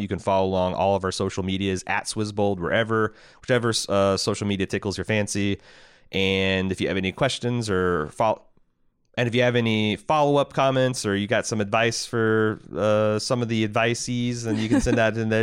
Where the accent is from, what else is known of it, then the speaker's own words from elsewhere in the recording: United States; as American